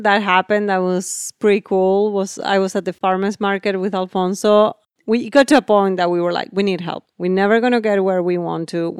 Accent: Maine, United States; I'm like, oh, we come from Maine.

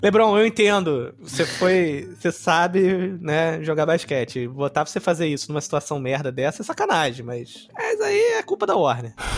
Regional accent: Brazil; sou brasileiro

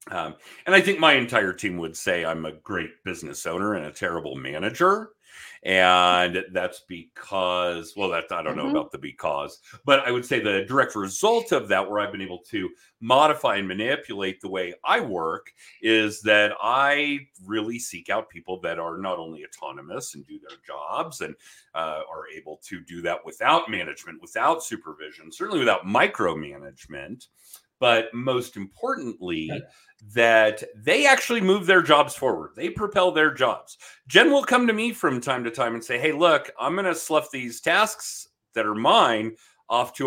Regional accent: Denver, Colorado, United States; I grew up here in the Denver area

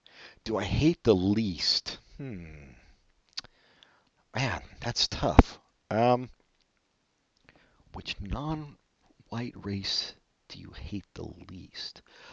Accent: Madison, Wisconsin, United States; Oh, look, I'm from Madison, Wisconsin.

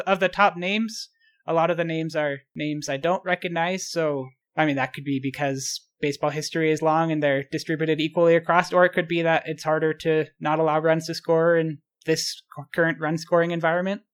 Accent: Utah, United States; also born or lived in Baltimore / Boston; I spent most of my life in Utah. I, I was born in Baltimore, moved to Boston when I was young, and then moved to Utah when I was about six years old, and I've lived here ever since

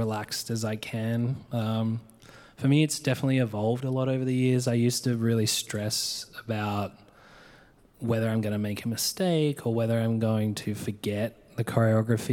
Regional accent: Adelaide, South Australia, Australia; moved away as an adult; also born or lived in Mount Gambier / Melbourne; now in San Francisco, United States; I grew up in Australia. I grew up on like my grandparents' farm, basically.

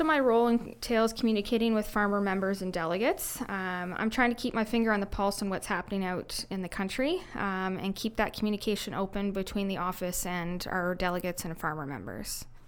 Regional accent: Clarksburg, Ontario, Canada; I grew up on a small mixed farm near Clarksburg, Ontario.

